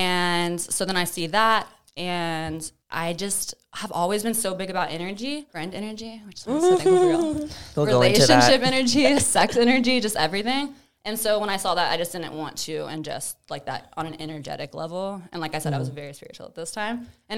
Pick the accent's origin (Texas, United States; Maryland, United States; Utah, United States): Texas, United States; Tomball; I grew up in Tomball, like on a farm with like land and like chickens.